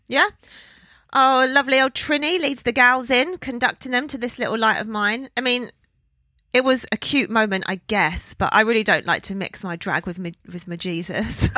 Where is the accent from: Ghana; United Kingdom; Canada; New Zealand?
United Kingdom; London; Born and raised in London